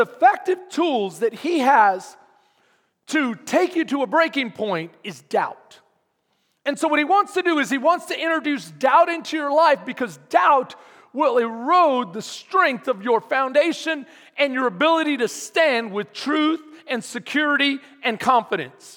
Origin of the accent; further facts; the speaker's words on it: Texas, United States; we're tough, Texans.